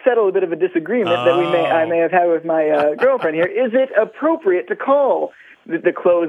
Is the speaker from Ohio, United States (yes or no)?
yes; Ohio, United States; also born or lived in Los Angeles, United States; now in Kentucky, United States; No, we're both from Ohio originally. We've been in Kentucky about 2 months now, so we haven't okay. quite picked up the way that they speak here, but we both move around quite a bit.